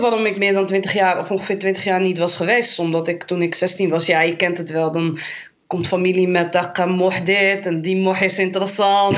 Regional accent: Amsterdam, North Holland, Netherlands; geboren in Amsterdam. Ik ben daar ook getogen, ben daar opgegroeid

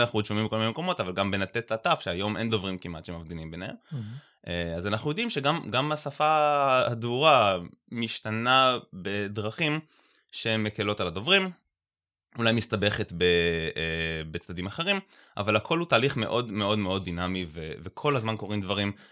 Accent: Haifa, Haifa District, Israel; אני חיפאי

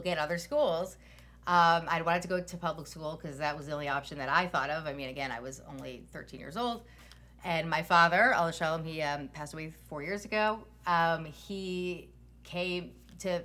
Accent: Silver Spring, Maryland, United States; I grew up in Kent Mill in Silver Spring, Maryland, born and raised

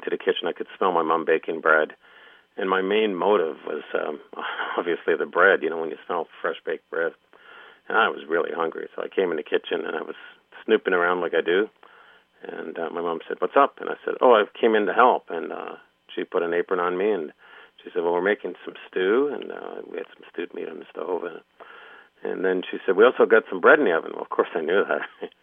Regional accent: Toronto, Ontario, Canada; She met my dad and moved to a big city, Toronto, and we grew up sort of in the Lower East Side in Toronto

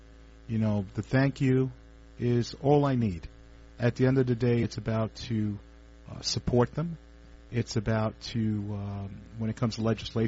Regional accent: New York City, New York, United States; I was born and raised in East Harlem.

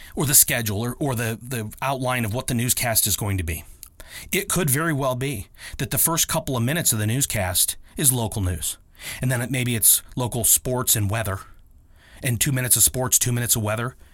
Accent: Akron, Ohio, United States; a homegrown, like, uh, I am here in Akron, Ohio

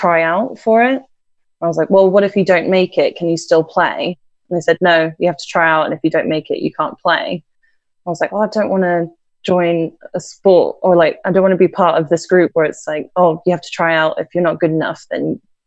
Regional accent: Nottingham, East Midlands, United Kingdom; moved away as an adult; also born or lived in Virginia, United States / New York City, United States; now in Ohio, United States; parents split. And I grew up until like 3 years ago in England

